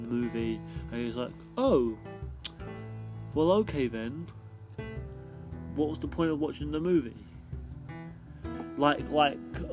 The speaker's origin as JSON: {"language": "English", "region": "London", "country": "United Kingdom", "said": "I'm from England. I'm English. I'm from London. I'm a Londoner. If you didn't know that already by my accent."}